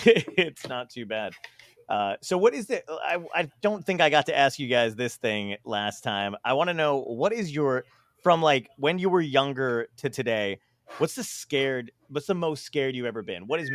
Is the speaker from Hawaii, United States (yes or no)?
no; Toms River, New Jersey, United States; I grew up in Tom's River